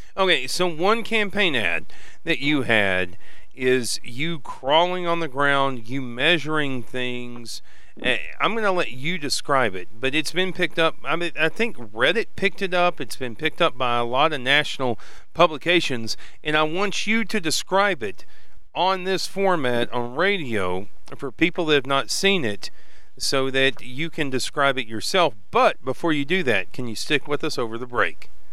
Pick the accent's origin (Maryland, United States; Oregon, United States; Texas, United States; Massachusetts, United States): Texas, United States; north of Lubbock; also born or lived in Plainview, Texas; I was raised a little bit north of Lubbock and then spent a lot of time in Plainview, sometime way up in the panhandle.